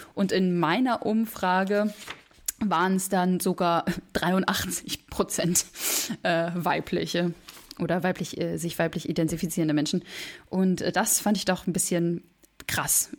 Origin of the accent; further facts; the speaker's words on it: Berlin, Germany; moved away; also born or lived in Vienna; ich bin 23 Jahre alt und ich komme aus Berlin